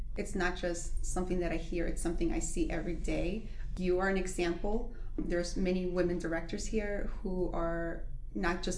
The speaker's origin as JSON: {"language": "English", "town": "New York City", "region": "New York", "country": "United States", "moved": "yes", "lives_now": "New Jersey, United States", "said": "I'm also not originally from New Jersey. I'm actually from Queens"}